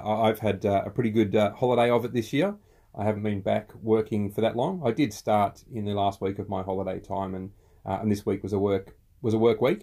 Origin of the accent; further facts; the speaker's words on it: Australia; We're Aussie blokes, we're dads, and we're entrepreneurs.